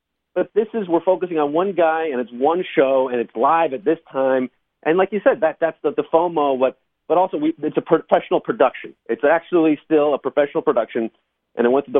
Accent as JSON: {"language": "English", "town": "Harrison", "region": "New York", "country": "United States", "tie": "born or raised there", "said": "I grew up in Westchester County, and JCCH was my synagogue, Jewish Community Center of Harrison"}